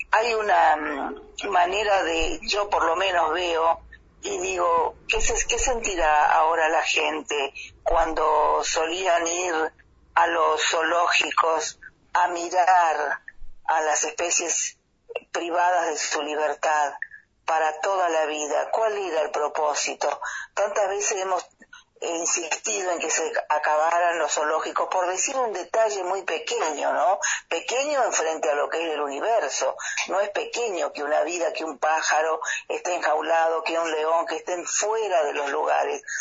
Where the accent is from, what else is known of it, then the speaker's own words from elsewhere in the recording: Los Toldos, Argentina; la comunidad de Los Tolos, lugar donde yo nací